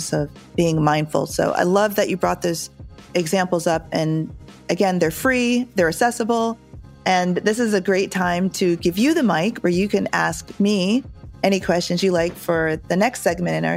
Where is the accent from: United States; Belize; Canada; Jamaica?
Jamaica; being Jamaican, it's part of our culture